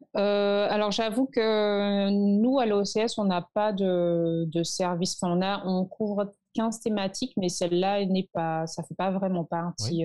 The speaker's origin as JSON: {"language": "French", "country": "Martinique", "tie": "born or raised there", "moved": "yes", "lives_now": "Saint Lucia", "said": "quand moi, je suis ici et d'autres, d'autres euh, Martiniquais aussi qui sont ici"}